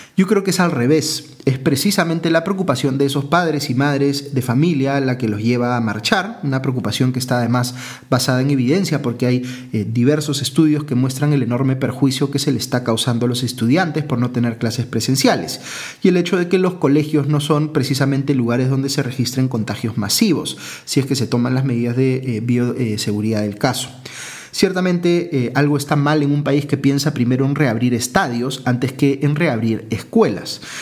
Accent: Peru

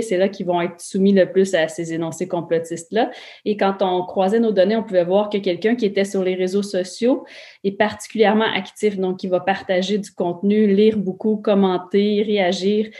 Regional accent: Quebec, Canada

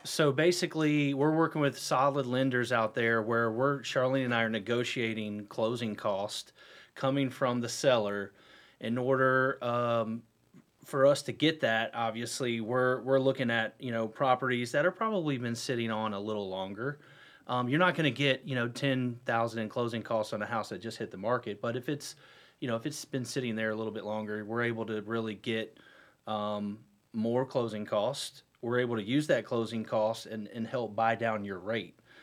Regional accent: Huntersville, North Carolina, United States; also born or lived in Cornelius; I'm born and raised in Huntersville, and I live in Cornelius now

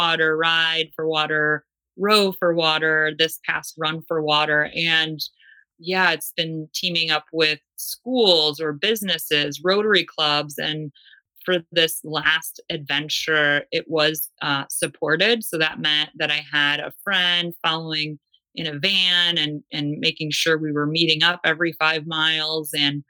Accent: Great Lakes, United States; And I'm born and raised on the Great Lakes, so water was something I always took for granted.

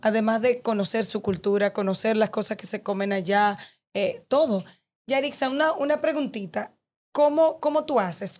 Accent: Dominican Republic; hablo de nosotros como dominicanos, yo como dominicana

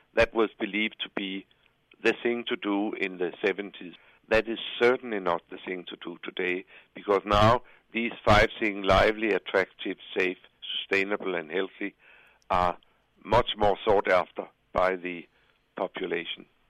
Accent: Copenhagen, Capital Region of Denmark, Denmark; my hometown of Copenhagen

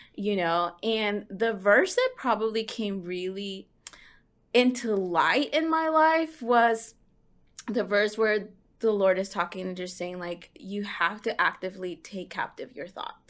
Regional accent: Houston, Texas, United States; also born or lived in Lubbock, Texas; I grew up in Houston

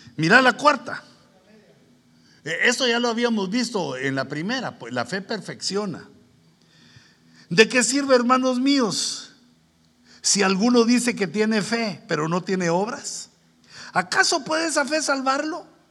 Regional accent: Guatemala; moved away; yo vengo de Guatemala

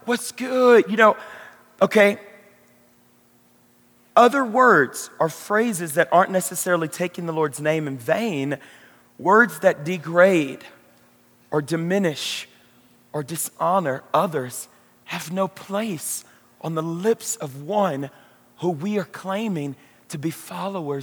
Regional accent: Louisiana, United States; moved away as an adult; now in Colorado, United States; I'm from Louisiana.

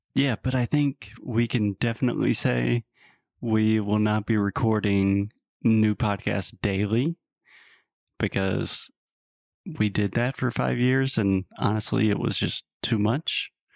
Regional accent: South Carolina, United States; I'm originally from the U S, from South Carolina

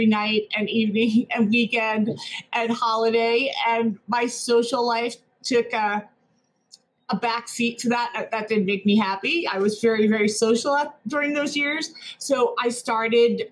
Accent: New Jersey, United States; I grew up in New Jersey in a large family, which was half Polish

